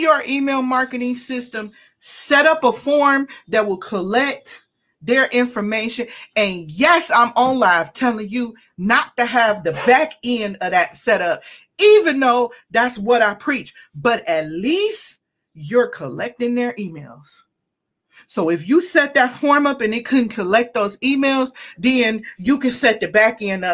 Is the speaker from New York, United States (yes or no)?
no; Cleveland, Ohio, United States; I'm from Cleveland